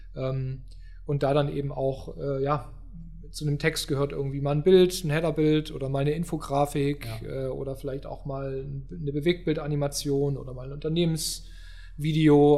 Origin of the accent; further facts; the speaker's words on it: Upper Lusatia, Saxony, Germany; moved away as an adult; also born or lived in Baden-Württemberg; ich komme ja äh, aus den äh, aus der guten Oberlausitz, mhm. Äh, so Dreiländereck, so das ist so meine Heimat